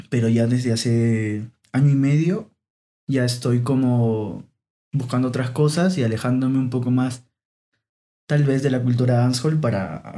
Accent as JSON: {"language": "Spanish", "region": "Lima", "country": "Peru", "tie": "born or raised there", "said": "Sí, toda mi vida nací en, estuve viviendo en Lima."}